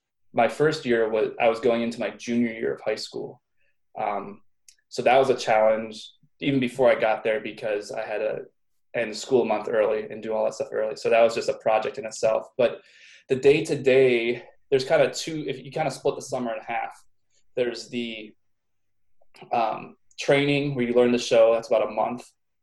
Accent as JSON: {"language": "English", "town": "Pittsburgh", "region": "Pennsylvania", "country": "United States", "tie": "born or raised there", "said": "Pittsburgh, Pennsylvania."}